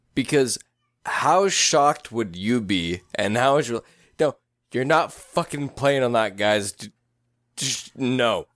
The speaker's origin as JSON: {"language": "English", "town": "Tracy", "region": "California", "country": "United States", "tie": "born or raised there", "said": "we grew up in Tracy."}